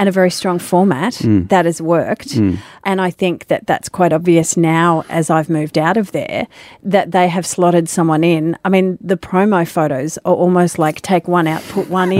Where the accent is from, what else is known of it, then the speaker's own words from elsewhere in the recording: Sydney, New South Wales, Australia; I grew up in Sydney.